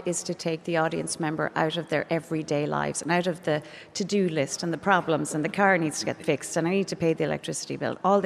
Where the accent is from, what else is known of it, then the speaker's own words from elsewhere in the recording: East Galway, Connacht, Ireland; that's where I grew up in East Galway